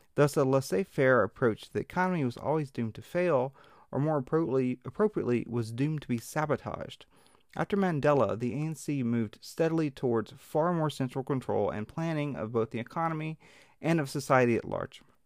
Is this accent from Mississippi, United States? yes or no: yes; Mississippi Delta, United States; I'm from the Mississippi Delta